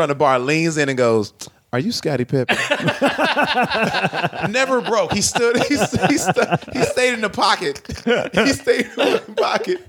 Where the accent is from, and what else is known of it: Dallas, Texas, United States; moved away